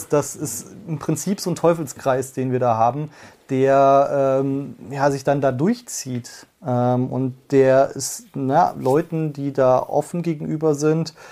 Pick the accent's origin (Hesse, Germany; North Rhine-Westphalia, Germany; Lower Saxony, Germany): Hesse, Germany; Fulda; Ja, ich komme aus einer sehr konservativen Stadt. Äh, Fulda liegt so auch an der Grenze zu Bayern, merkt man auch die Nähe auf jeden Fall ähm, ganz gut. Sehr ähm, CDU geprägt.